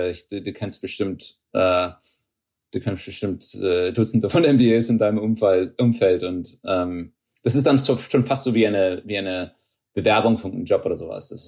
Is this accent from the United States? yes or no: yes; Texas, United States; Ähm, meine Familie kommt aus, aus Niedersachsen. Ähm, ich bin in Texas aufgewachsen.